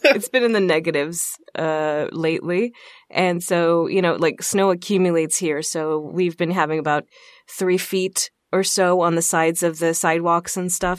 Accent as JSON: {"language": "English", "region": "Texas", "country": "United States", "tie": "born or raised there", "moved": "as an adult", "lives_now": "Minnesota, United States", "said": "I'm from Texas, so I was born and raised in Texas"}